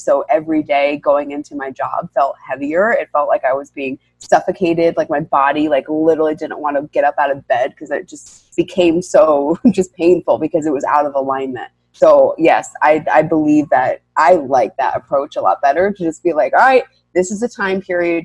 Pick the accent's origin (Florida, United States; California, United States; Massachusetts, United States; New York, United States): New York, United States; I'm born and raised in New York